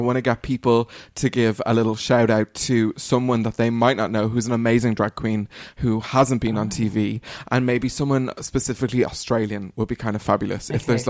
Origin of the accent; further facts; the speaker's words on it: Dublin, Leinster, Ireland; I had wanted to bring you back to my hometown in 2021.